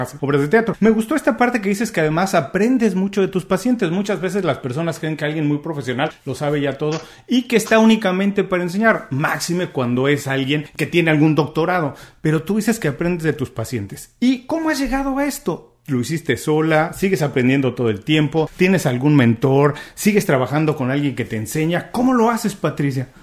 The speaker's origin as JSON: {"language": "Spanish", "country": "Mexico", "moved": "yes", "lives_now": "Miami, United States", "said": "yo soy mexicano, vivo en Estados Unidos, en Miami"}